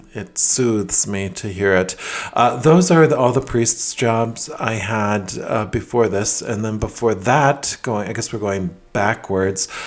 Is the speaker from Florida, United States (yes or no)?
no; Minneapolis, Minnesota, United States; moved away as an adult; also born or lived in Madrid, Spain / Queens, New York; now in Rhode Island, United States; my whole childhood was in Minneapolis